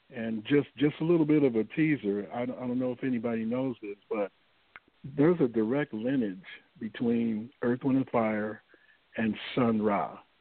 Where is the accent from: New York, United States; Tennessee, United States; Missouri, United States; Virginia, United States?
Missouri, United States; St. Louis; moved away as an adult; now in Los Angeles, United States; originally, I'm from St. Louis, Missouri. I relocated to Los Angeles in uh, 1983.